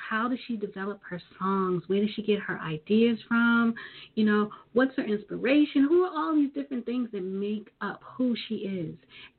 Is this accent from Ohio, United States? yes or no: no; New York City, New York, United States; she is a native of Brooklyn. Her hometown is my hometown.